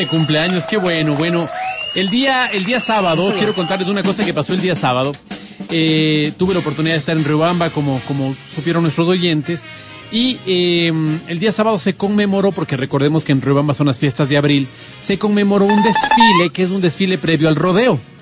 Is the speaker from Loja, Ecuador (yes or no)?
no; Quito, Pichincha, Ecuador; yo soy quiteño